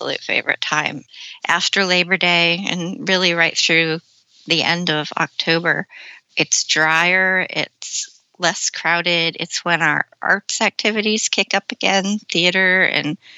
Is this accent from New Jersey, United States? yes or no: no; Massachusetts, United States; also born or lived in Cape Cod; I live in Massachusetts. I was born in Massachusetts on the other side of this tiny state.